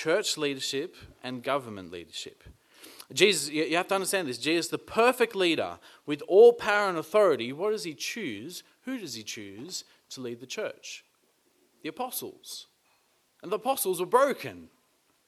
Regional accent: Australia; being Australian

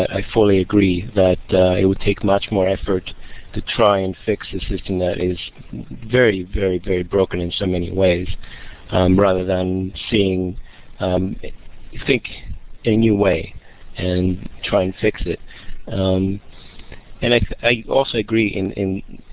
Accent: Greece; English is a second language; I grew up in Greece, and I grew up in a system that was very boxed, and I ended up just dropping out at the age of 15, but I taught myself English

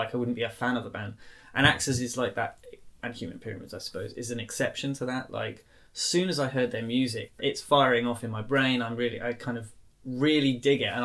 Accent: Norwich, East of England, United Kingdom; also born or lived in Doncaster; I was born in Doncaster. But was raised mainly in Norwich.

